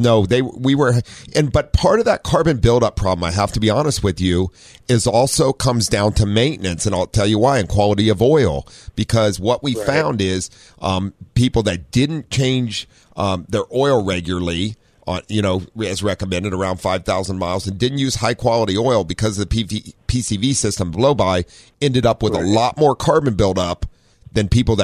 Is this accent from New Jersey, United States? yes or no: no; Ohio, United States; now in California, United States; I grew up in Ohio